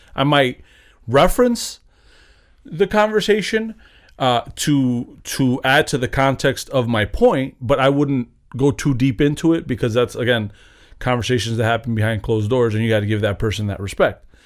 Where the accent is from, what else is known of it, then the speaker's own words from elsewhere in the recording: United States; I'm an American